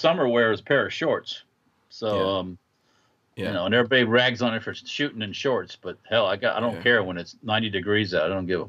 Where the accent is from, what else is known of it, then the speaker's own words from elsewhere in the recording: Florida, United States; also born or lived in the north (US); I moved to Florida when I was 7.